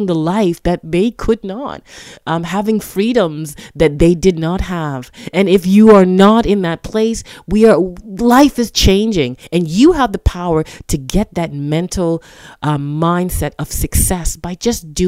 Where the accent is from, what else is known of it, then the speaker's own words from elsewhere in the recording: Toronto, Ontario, Canada; I'm from Toronto, Canada